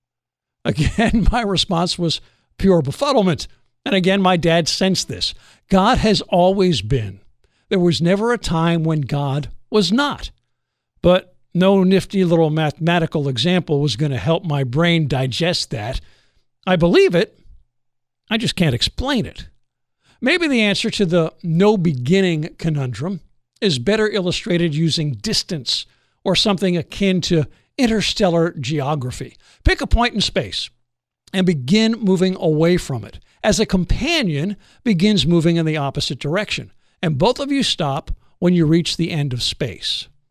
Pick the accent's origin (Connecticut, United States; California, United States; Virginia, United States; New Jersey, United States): New Jersey, United States; growing up in New Jersey